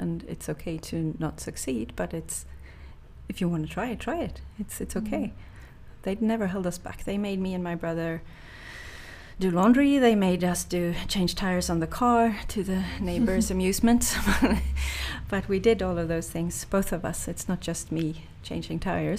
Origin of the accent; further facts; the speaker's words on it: Sweden; growing up in Sweden